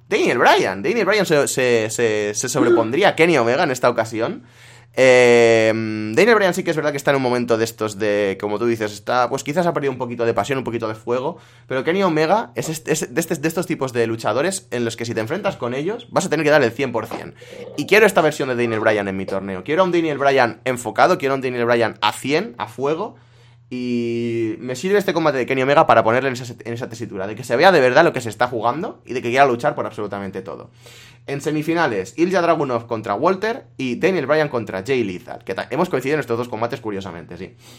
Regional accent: La Vall d'Uixó, Valencian Community, Spain; En mi pueblo, lo más eh, así turístico que hay son eh, las cuevas de San Josep

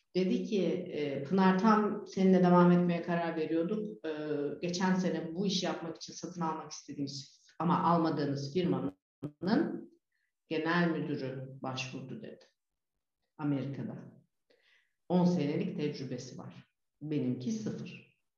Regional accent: Turkey; moved away as an adult; also born or lived in Netherlands; now in Fethiye, Turkey; kendi memleketime gidip gelebileceğim

